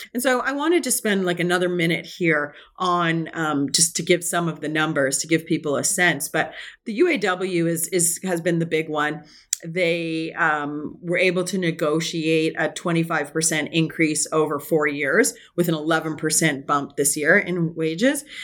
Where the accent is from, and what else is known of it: Canada